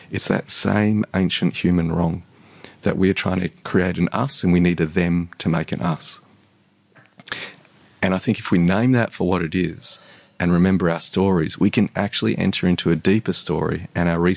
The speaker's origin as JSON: {"language": "English", "country": "Australia", "said": "You're you're as Aussie as the rest of us."}